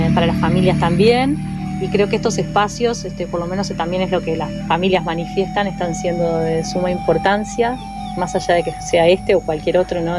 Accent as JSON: {"language": "Spanish", "region": "Montevideo", "country": "Uruguay", "tie": "born or raised there", "moved": "yes", "said": "yo soy montevideana, nací y me crié en Positos"}